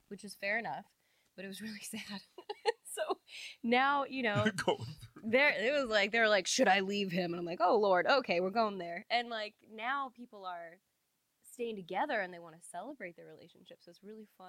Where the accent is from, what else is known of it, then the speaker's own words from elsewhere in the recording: outside of Oakland, Bay Area, California, United States; moved away as an adult; now in Austin, United States; I'm from the Bay Area in California. I grew up outside of Oakland